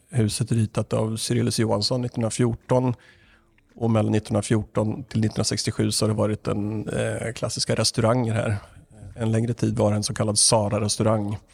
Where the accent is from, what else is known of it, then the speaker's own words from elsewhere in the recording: Östergötland, Sweden; now in Stockholm, Sweden; jag var från Östergötland, där jag ju är ifrån. Blir på lite extra med dialekten om det nu behövs